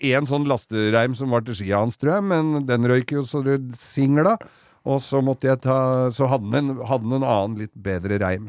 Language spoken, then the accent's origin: Norwegian; Oslo, Norway; der jeg kom fra, i Oslo øst